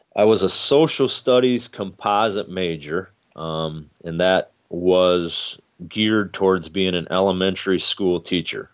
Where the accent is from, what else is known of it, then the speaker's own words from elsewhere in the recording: Hudsonville, Michigan, United States; I grew up in Hudsonville